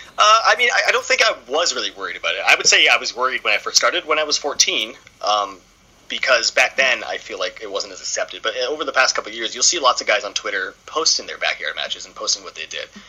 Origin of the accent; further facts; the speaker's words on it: Port Hope, Ontario, Canada; I'm from Port Hope, which is about an hour east of the city.